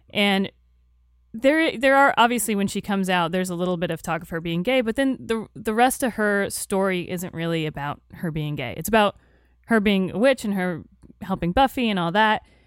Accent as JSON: {"language": "English", "town": "Tampa", "region": "Florida", "country": "United States", "tie": "born or raised there", "said": "I grew up in Tampa, Florida"}